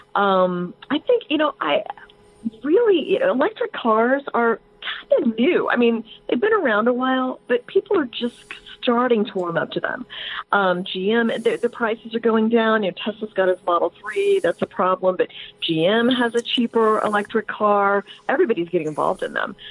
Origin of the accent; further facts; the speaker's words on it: Indiana, United States; I, I grew up in Indiana